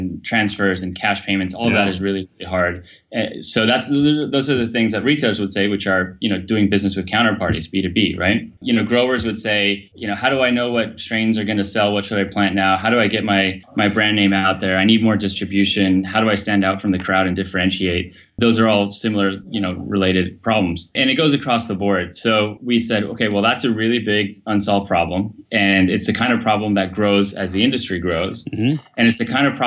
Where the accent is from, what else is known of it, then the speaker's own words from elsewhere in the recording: Mexico; I grew up in Mexico